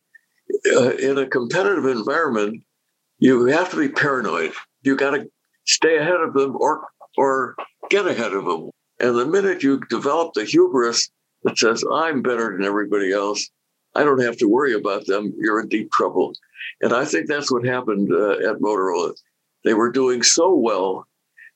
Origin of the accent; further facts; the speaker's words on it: United States; I'm proud of being an American.